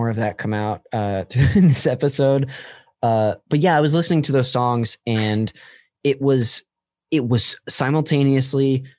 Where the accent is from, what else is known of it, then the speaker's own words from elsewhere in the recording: Modesto, California, United States; I'm from Modesto up north